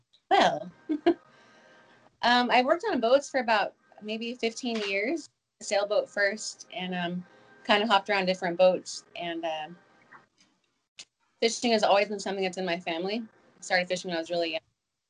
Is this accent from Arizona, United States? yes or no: yes; Arizona, United States; moved away as an adult; now in Maui, United States; So I moved to Maui from Arizona. I moved to Maui when I was, 18. Almost 20 years ago.